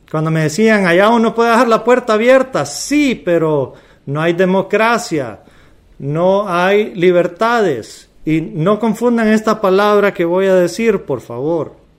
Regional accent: Honduras; como hondureño

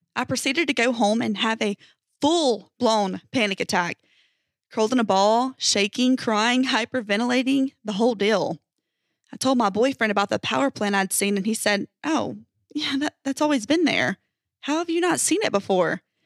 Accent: United States; I'm from America, United States

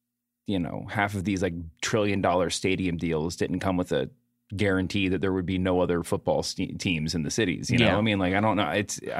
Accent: Kentucky, United States; I grew up in Kentucky.

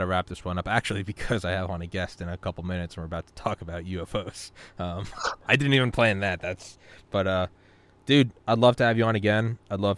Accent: New England, United States; growing up in New England

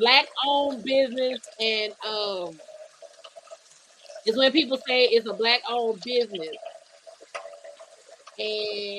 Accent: the South, United States; I'm not going to sit here and like I'm not from the South

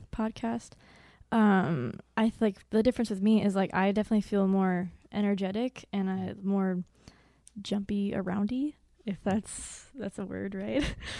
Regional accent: Edwardsville, Illinois, United States; I'm from Edwardsville, Illinois.

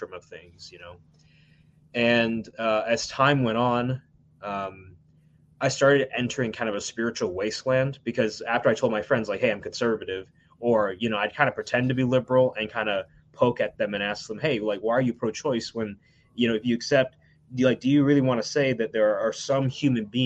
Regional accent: United States; I grew up in the United States without my biological grandparents in India

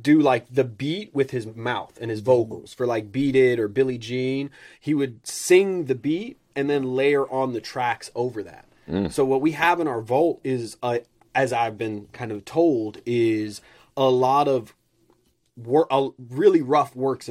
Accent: Neverland, California, United States; also born or lived in Middle East; I grew up in Neverland

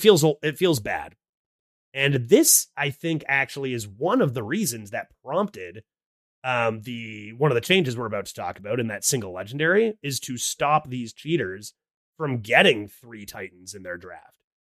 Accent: Canada; I am Canadian. I live in Canada.

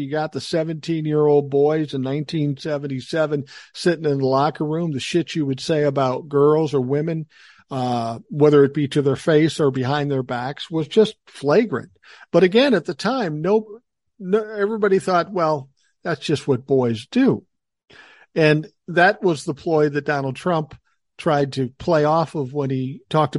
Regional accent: Minneapolis, Minnesota, United States; moved away; I grew up in Minneapolis. Grant you, it was South Minneapolis, but I grew up in South Minneapolis

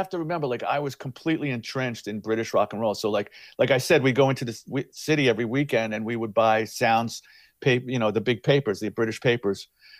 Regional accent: New York City, New York, United States; also born or lived in Flushing, Queens, New York; so we moved from the Bronx. We lived right up the block from Yankee Stadium, up the hill. And I lived there until I was about 13. We moved to Flushing. So I started like junior high school. I was in Flushing already, Queens.

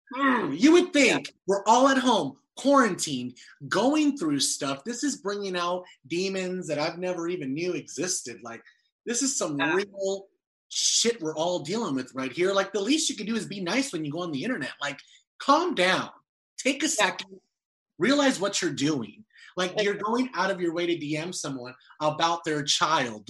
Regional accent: Las Vegas, Nevada, United States; I'm from Vegas

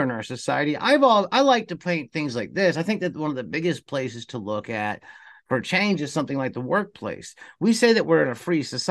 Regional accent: United States; I was raised in the United States of America

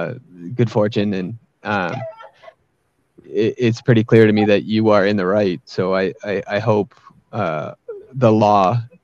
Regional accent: Massachusetts, United States; because I grew up in Massachusetts

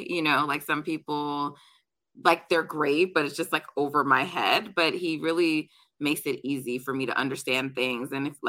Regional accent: Jamaica; I'm Jamaican, so we're track people in my family. We loved watching basketball, but like Jamaica's about track and field.

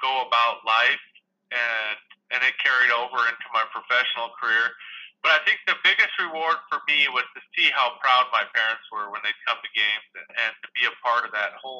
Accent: Chester, Montana, United States; moved away; I grew up in Liberty County, which is, hell, there's maybe 1,100 people there

